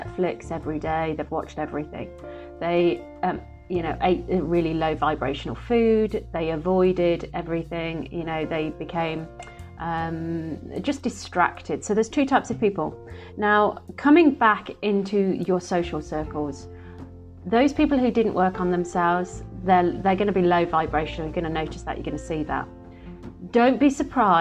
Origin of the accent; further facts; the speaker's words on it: Midlands, United Kingdom; now in London, United Kingdom; I'm from the Midlands